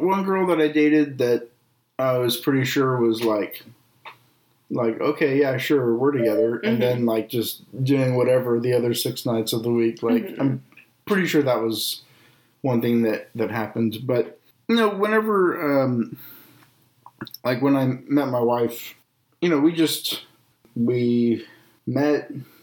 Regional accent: Texas, United States; moved away as an adult; also born or lived in Japan; I was from Texas

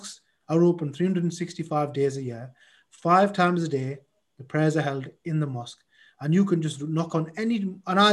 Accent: Middlesbrough, North East England, United Kingdom; I was born here. I see myself as a Middlesbrough lad.

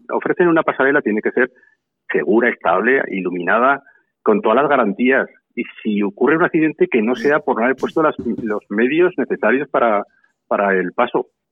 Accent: Santa Eulalia de Gállego, Aragon, Spain; Santa Eulalia es un pueblo pequeño. Estamos en la provincia de Zaragoza

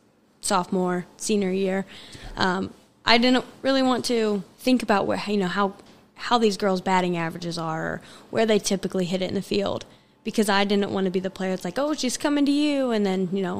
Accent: Gas City, Indiana, United States; also born or lived in Kalamazoo, Michigan; I grew up here in Gas City.

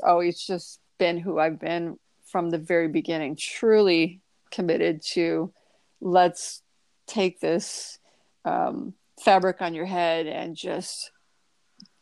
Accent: Toledo, Ohio, United States; being from a smaller town, I'm from Toledo, Ohio

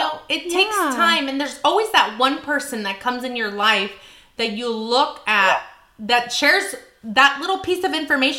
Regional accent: San Jose, California, United States; I was from San Jose, so that was, it was a little bit more hood.

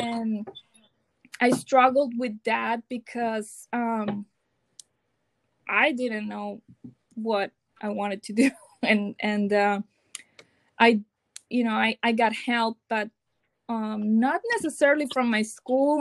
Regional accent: Mazatlán, Sinaloa, Mexico; English is a second language; moved away as an adult; also born or lived in Tijuana, Mexico; now in Sacramento, United States; I am from Mexico, from Mazatlan, Sinaloa and I moved here with my husband in 2016

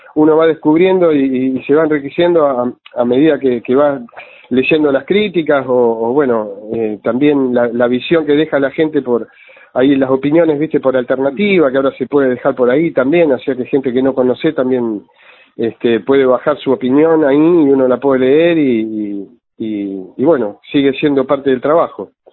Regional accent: Junín, Buenos Aires Province, Argentina; Yo me crié adentro de un cine. Yo soy de Junín, de la mm. provincia de Buenos Aires

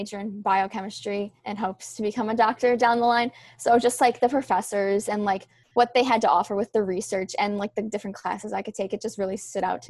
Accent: Rochester, New York, United States; moved away as an adult; now in New Rochelle, United States; I'm from upstate New York and Rochester, so there are some trails and hills, but it's definitely a lot hillier here

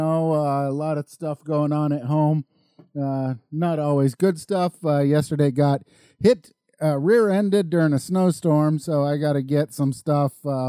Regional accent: Colorado, United States; moved away; I grew up in Colorado. I learned how to drive there.

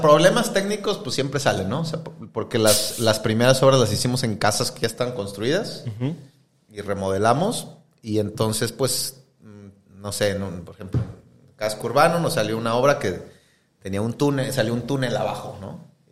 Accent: Querétaro, Mexico; also born or lived in Mexico City; now in Monterrey, Mexico; más bien nací en Ciudad de México, pero donde más viví fue en Querétaro

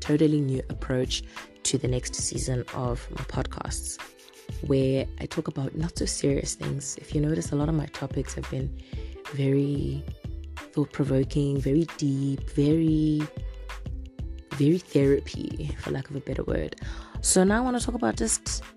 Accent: South Africa; now in Zimbabwe; I'm South African

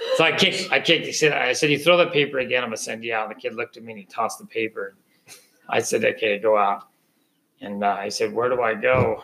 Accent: San Francisco Bay, California, United States; I grew up on San Francisco Bay

